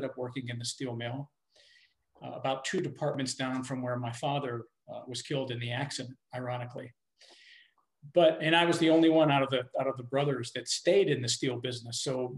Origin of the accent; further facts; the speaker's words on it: Pittsburgh, Pennsylvania, United States; now in North Carolina, United States; So I'm originally from Pittsburgh, Pennsylvania, actually. I live in North Carolina now. My parents were Italian immigrants